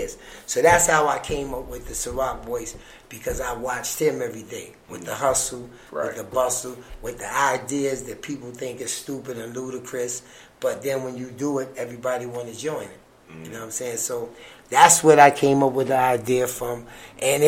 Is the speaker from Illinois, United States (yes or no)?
no; New York City, New York, United States; I grew up in Polo Ground